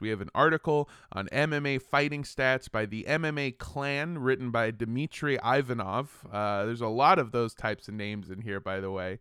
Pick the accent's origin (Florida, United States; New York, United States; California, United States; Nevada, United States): California, United States; Los Angeles; I grew up in Los Angeles